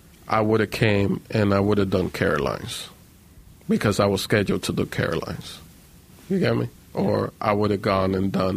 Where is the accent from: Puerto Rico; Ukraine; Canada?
Puerto Rico; born there; I was born in Puerto Rico, but then we all got deported, and they didn't separate me from my mom, even though I was born in Puerto Rico